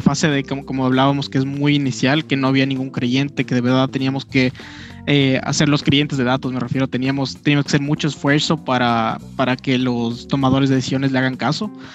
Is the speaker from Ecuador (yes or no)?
yes; Ecuador; somos de acá, ¿no es cierto? Somos una empresa ecuatoriana